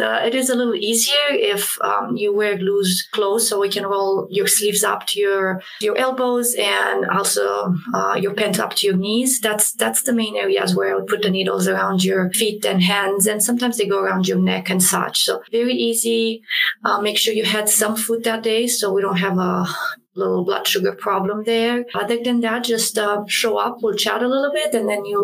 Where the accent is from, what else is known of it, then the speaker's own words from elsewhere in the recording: Romania; moved away; I grew up in Romania